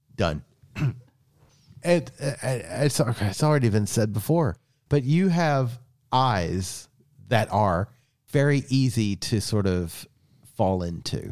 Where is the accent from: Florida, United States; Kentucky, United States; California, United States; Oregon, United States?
Kentucky, United States; Eastern; I was born and raised in Eastern Kentucky